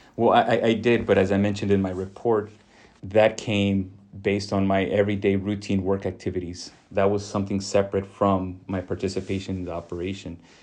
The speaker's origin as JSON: {"language": "English", "area": "Rio Grande Valley", "region": "Texas", "country": "United States", "tie": "born or raised there", "also_born_or_lived": "Illinois", "said": "I was born in Illinois, but, but raised in the Rio Grande Valley"}